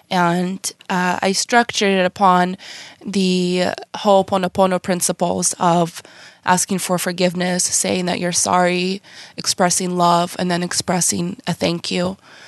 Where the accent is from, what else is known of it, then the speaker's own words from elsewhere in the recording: Ukraine; now in United States; I came from Ukraine. I've only been here about 18 years.